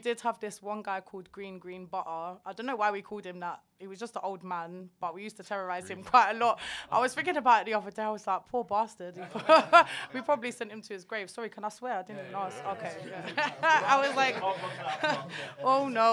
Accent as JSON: {"language": "English", "region": "London", "country": "United Kingdom", "tie": "born or raised there", "also_born_or_lived": "Bootle, Liverpool", "said": "I moved to Bow when I was like 3."}